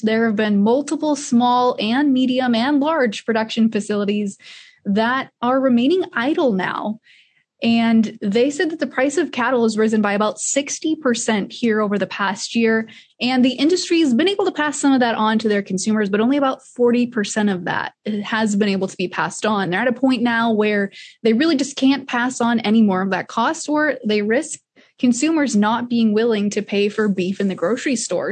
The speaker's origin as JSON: {"language": "English", "region": "Northeast Iowa", "country": "United States", "tie": "born or raised there", "said": "I grew up in Northeast Iowa, just on a small acreage with my parents"}